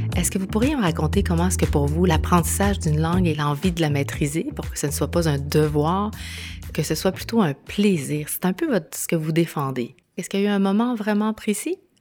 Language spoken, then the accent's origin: French; Chile; now in Quebec, Canada; je suis née au Chili, je vis au Québec